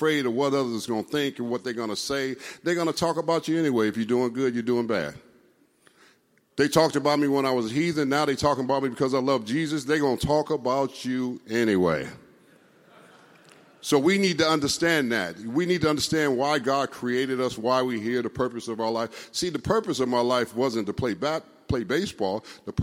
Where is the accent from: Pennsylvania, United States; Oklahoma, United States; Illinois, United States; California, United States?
California, United States; Los Angeles; I grew up here in California, went to Crenshaw High.